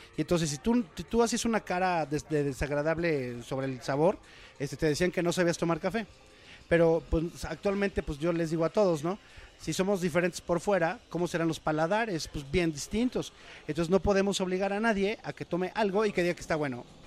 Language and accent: Spanish; Córdoba, Veracruz, Mexico; moved away; Yo soy de Córdoba. Entonces todo el tiempo estás acostumbrado al olor del café en época de zafra